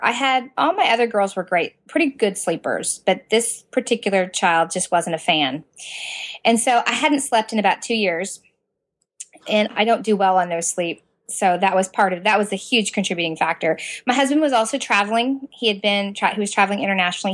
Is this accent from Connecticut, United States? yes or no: no; Southern Indiana, United States; moved away as an adult; now in Central Florida, United States; I was born and raised in Southern Indiana